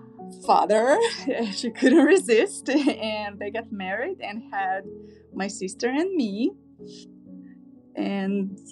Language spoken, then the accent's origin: English; Tashkent, Uzbekistan; English is a second language; moved away as an adult; now in California, United States; I was born and raised in Uzbekistan, Tashkent, Uzbekistan. It is it's one of the former republics of USSR. It became independent, I believe, in 1991.